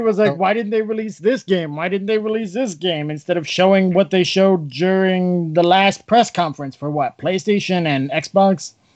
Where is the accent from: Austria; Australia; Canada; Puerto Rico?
Canada; since we're Canadian